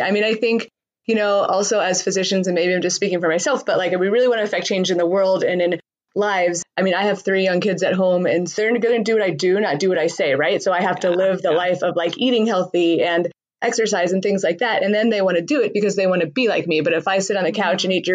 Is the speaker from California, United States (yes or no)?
yes; Southern California, United States; moved away as an adult; also born or lived in San Diego; now in Colorado, United States; I'm from Southern California where I feel like money kind of predominates